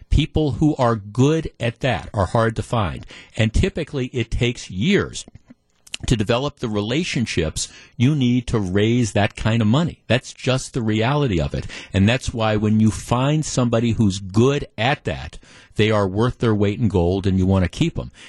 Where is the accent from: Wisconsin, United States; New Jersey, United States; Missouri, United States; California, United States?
Wisconsin, United States; Glendale; I grew up in Glendale and I mean, when we moved here, when I was like nine or 10 years old, we lived about, my parents lived about a mile from what Bayshore Shopping Center.